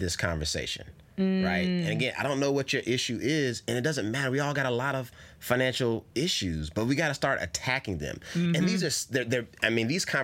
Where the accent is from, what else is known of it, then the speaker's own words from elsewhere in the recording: North Carolina, United States; now in California, United States; I'm from North Carolina